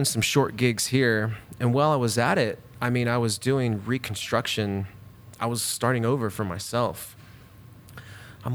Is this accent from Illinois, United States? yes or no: no; Bakersfield, California, United States; moved away as an adult; also born or lived in Louisiana; now in Eugene, United States; I grew up in Bakersfield until I was about 22 or 21